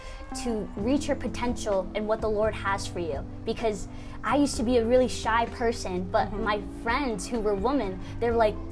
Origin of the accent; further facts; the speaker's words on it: United States; I'm 22 years old and I'm from America